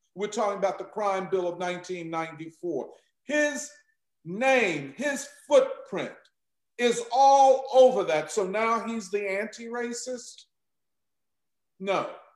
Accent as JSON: {"language": "English", "town": "Philadelphia", "region": "Pennsylvania", "country": "United States", "said": "I'm from Philadelphia."}